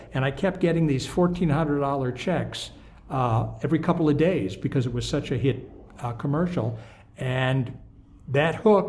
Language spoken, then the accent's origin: English; Midwest, United States; also born or lived in Illinois / Wisconsin; You know, I was born in the Midwest. We moved around Illinois, Wisconsin.